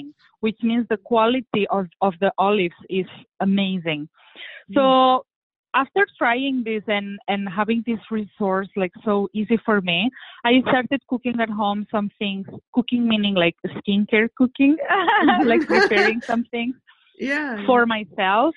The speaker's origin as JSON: {"language": "English", "town": "Barcelona", "region": "Catalonia", "country": "Spain", "said": "I'm originally from Spain. I'm originally from Barcelona, which is a very Mediterranean city."}